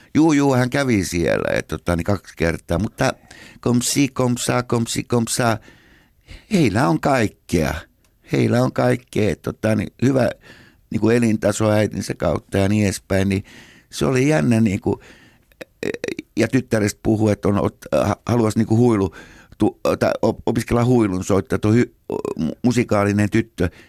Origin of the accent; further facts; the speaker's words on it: Helsinki, Uusimaa, Finland; siellä me synnyttiin Munkkiniemessä 57.